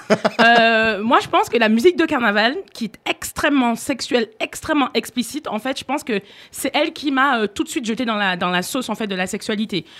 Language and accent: French; Martinique; now in France; quand j'étais enfant en Martinique